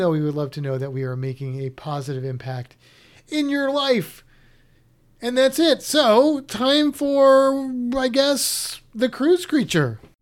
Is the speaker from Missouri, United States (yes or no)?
yes; Missouri, United States; I'm from Missouri